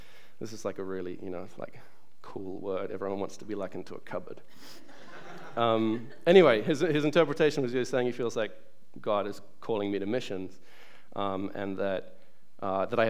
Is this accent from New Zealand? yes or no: yes; New Zealand; moved away; also born or lived in England; I was born in England, but I grew up in New Zealand because my family moved there when I was 6 years old